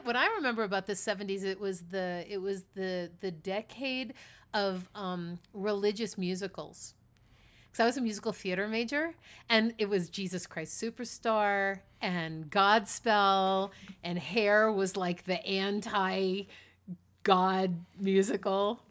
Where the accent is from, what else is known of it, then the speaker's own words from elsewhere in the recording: East Coast, United States; also born or lived in New York City; I grew up on the East Coast.